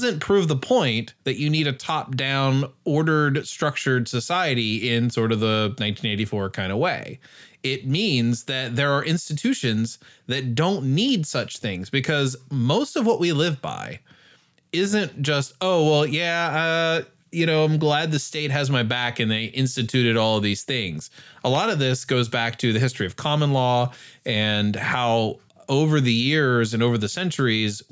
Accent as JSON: {"language": "English", "country": "United States", "said": "as an American in general Western modern society"}